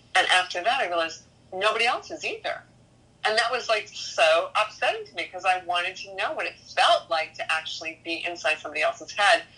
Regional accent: Maine, United States; moved away; also born or lived in New York; I am originally from Maine. Yes, my ancestors go way back to 1603

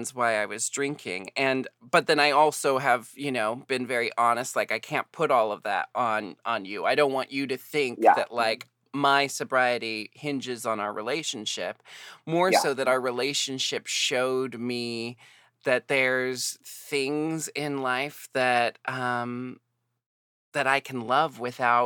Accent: United States; I'm American.

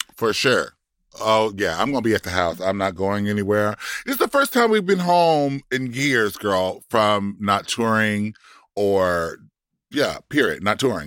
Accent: Compton, California, United States; now in Florida, United States; I'm from Compton, and I live in Florida

